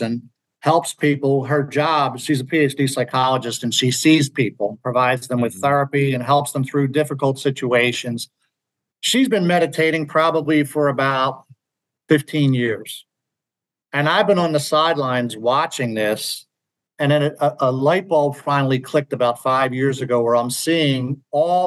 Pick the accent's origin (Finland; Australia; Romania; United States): United States; Philadelphia, Pennsylvania; I'm from Philly